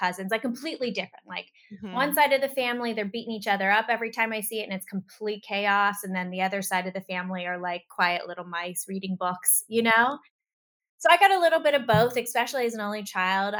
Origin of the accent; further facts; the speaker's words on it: Pittsburgh, Pennsylvania, United States; I grew up in Pittsburgh, Pennsylvania